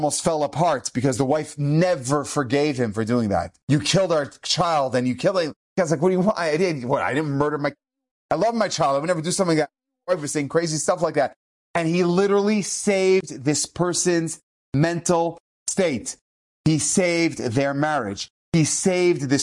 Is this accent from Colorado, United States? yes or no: yes; Denver, Colorado, United States; I grew up in Denver, Colorado